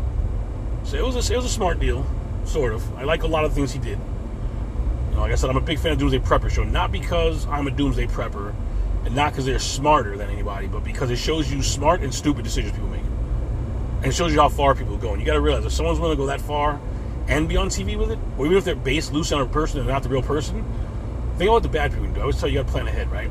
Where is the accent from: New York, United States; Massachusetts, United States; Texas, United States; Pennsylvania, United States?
New York, United States; moved away as an adult; now in Florida, United States; I'm from New York, and our shoe game was a big deal to us.